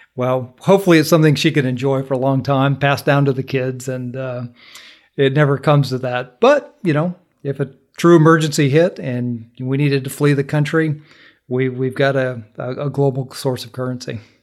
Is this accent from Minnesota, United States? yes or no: yes; Minnesota, United States; now in Georgia, United States; I grew up in Minnesota